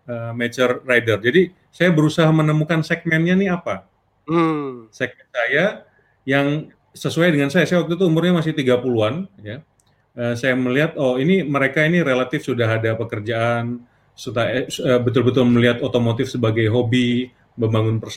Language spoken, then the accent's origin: Indonesian; Pontianak, West Kalimantan, Indonesia; dulu kan saya lahir besar di Pontianak ya, namanya kota kecil itu kan motor tuh penting banget ya